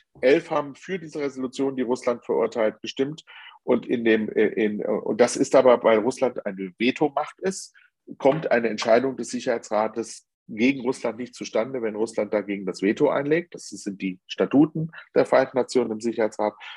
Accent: Germany

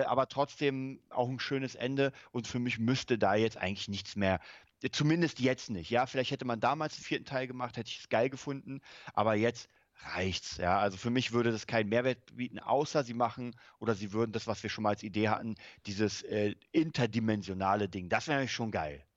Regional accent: Germany; bei uns in Deutschland

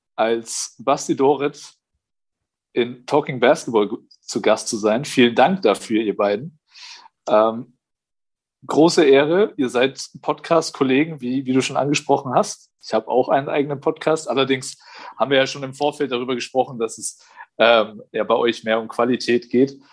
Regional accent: Nuremberg, Bavaria, Germany; also born or lived in Quakenbrück / Bayreuth; ich komme ja aus Nürnberg

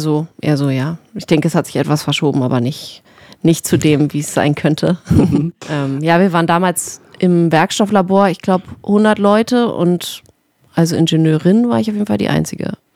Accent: Berlin, Germany; moved away as an adult; ich bin ja nach sieben Jahren oder Fuchs zurück in meine Heimat Berlin gezogen

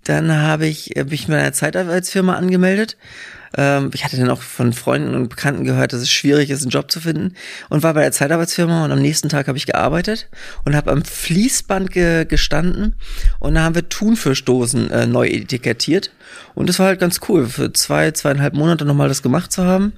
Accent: southern Western Pomerania, Mecklenburg-Vorpommern, Germany; also born or lived in Hamburg / England; now in Berlin, Germany; wir kommen aus dem Südpom, wenn du am Wochenende was erleben wolltest, bist du erstmal zwei Stunden in irgendeine Richtung gefahren

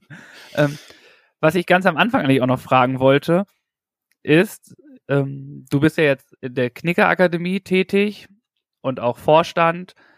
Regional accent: North Rhine-Westphalia, Germany; ich komme aus Nordrhein-Westfalen

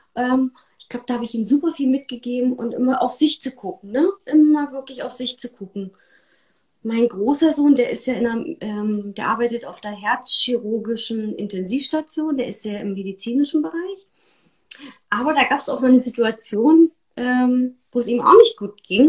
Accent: East Germany, Germany; ich bin in der DDR groß geworden

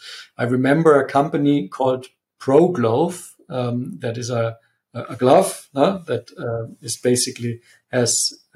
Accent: Munich, Bavaria, Germany; also born or lived in Italy; Yes, I am from Munich and I'm also back in Munich. I have spent a bit of time away. So I've been 5 years in Italy

